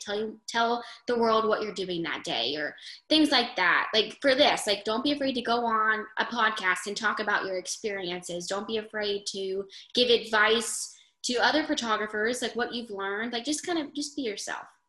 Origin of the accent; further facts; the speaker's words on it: United States; I'm from New York